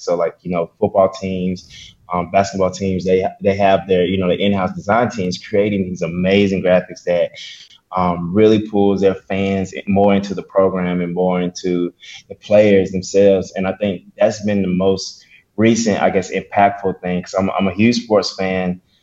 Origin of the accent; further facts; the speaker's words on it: Columbus, Mississippi, United States; now in Birmingham, United States; I was born and raised in Mississippi, Columbus, Mississippi, to be exact.